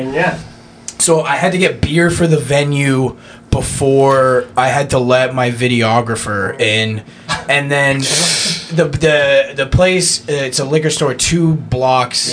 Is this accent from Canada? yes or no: yes; Canada; growing up in Canada